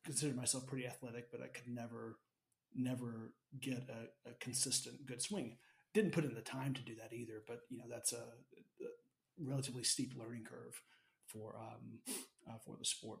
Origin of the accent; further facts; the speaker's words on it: Alabama, United States; I grew up in Alabama